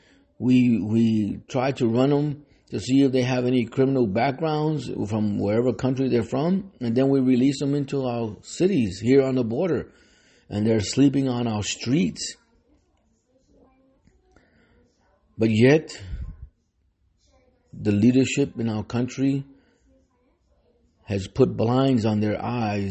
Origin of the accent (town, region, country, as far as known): United States